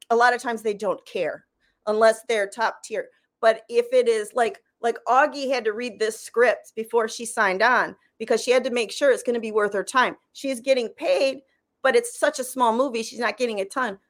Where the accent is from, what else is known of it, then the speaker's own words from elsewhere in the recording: Michigan, United States; moved away; I come from Michigan where we had that huge tax incentive